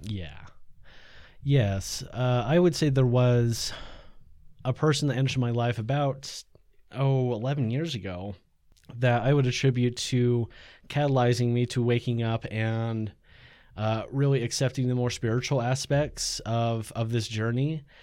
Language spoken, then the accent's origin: English; Utah, United States; also born or lived in Ohio; So from there, it's like, came out to Utah and lived with this family